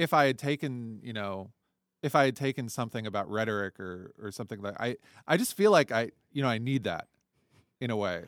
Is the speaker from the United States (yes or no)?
yes; Toledo, Ohio, United States; also born or lived in Arizona / Houston; now in China; I grew up in Toledo, Ohio